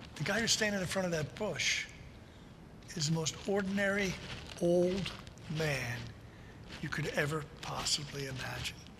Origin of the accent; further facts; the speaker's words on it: New Jersey, United States; I'm a South Jersey guy. I grew up in South Jersey